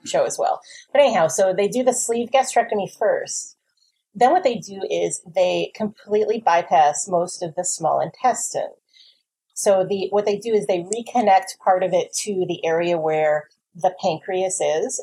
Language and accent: English; New Jersey, United States; I'm from New Jersey.